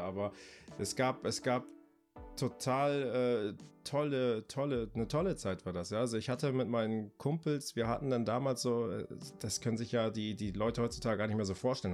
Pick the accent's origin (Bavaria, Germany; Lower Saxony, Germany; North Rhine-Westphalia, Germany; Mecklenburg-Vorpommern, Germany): Mecklenburg-Vorpommern, Germany; Greifswald; also born or lived in Bremen; now in Delmenhorst, Germany; Ich komme ursprünglich aus Greifswald, ist eine kleine Stadt an der Ostsee. Ähm, wohne jetzt aber seit 99 in Bremen beziehungsweise in der Nähe von Bremen jetzt im kleinen beschaulichen Delmenhorst